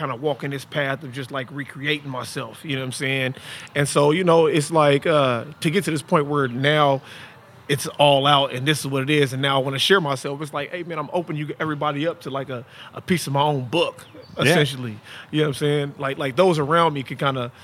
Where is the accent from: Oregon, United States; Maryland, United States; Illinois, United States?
Oregon, United States; Portland; I'm from Portland, Oregon